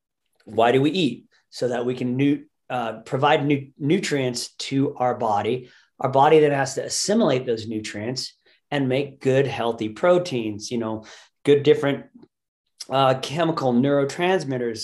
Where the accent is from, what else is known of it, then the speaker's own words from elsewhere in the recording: United States; our society we as American humans